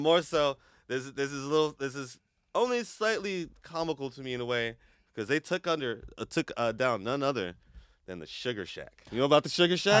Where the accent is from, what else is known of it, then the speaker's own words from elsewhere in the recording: Portland, Oregon, United States; we were Northeast kids, you know. I mean, we grew up in Northeast Portland.